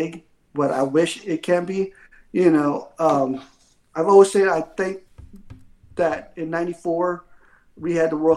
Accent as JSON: {"language": "English", "country": "United States", "said": "me being American"}